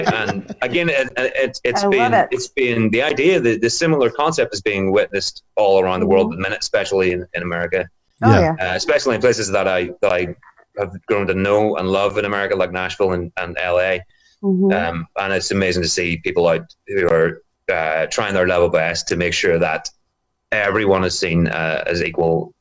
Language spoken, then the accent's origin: English; Bangor, Northern Ireland, United Kingdom; born and raised in Northern Ireland in my hometown here in Bangor.